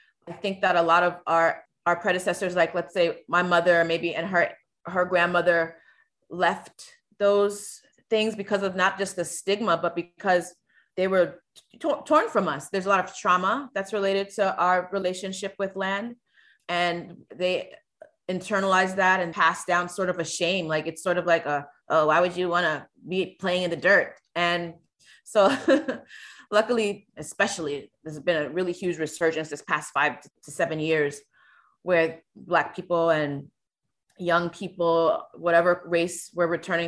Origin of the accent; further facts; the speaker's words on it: Florida, United States; also born or lived in Virgin Islands; I'm from the Virgin Islands by way of Stanley Terrace projects in South Florida.